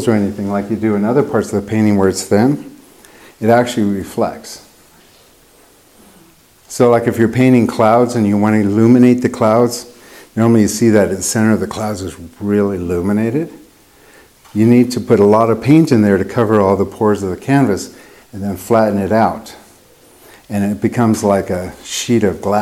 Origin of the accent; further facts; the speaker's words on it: United States; moved away; I grew up in Lake Tahoe